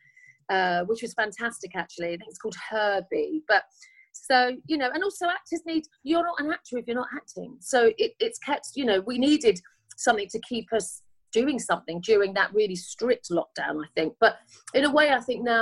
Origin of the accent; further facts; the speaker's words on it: London, United Kingdom; also born or lived in Highbury / Holloway / Muswell Hill; I was born in Homerton Hospital, which is still there, in Hackney. Then I lived in Highbury. I lived in Holloway